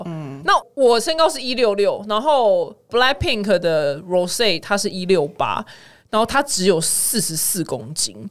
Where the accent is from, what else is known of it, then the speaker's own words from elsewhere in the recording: Sichuan, China; 我是四川人吧，因为四川人超爱吃就是生辣椒